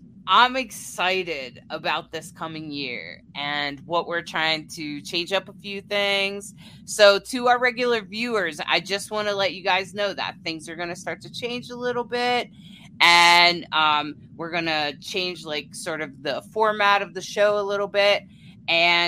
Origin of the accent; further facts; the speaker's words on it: near the Chesapeake Bay, south of Baltimore, Maryland, United States; moved away as an adult; also born or lived in Delaware; now in Colorado, United States; I was born and raised near the Chesapeake Bay. And south of Baltimore